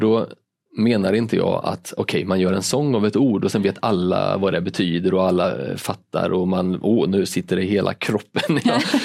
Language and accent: Swedish; Linköping, Östergötland, Sweden; now in Malmö, Sweden; jag kommer från Linköping